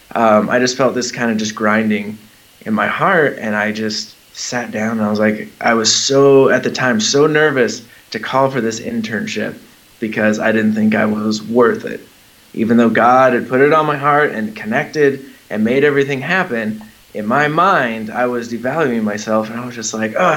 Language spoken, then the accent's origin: English; Southern California, United States; moved away as an adult; We were in Southern California, where mm-hmm. I've lived pretty much most of my whole life